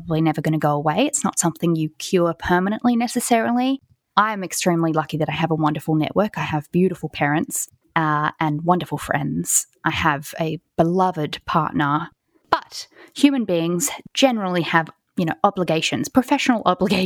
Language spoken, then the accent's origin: English; Sydney, New South Wales, Australia; moved away as an adult; now in London, United Kingdom; I was born and raised and spent the first 27 years of my life in Sydney, Australia